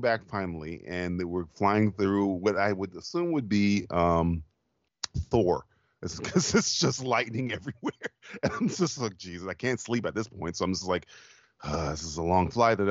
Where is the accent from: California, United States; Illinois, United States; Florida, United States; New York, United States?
Florida, United States; I'm from Florida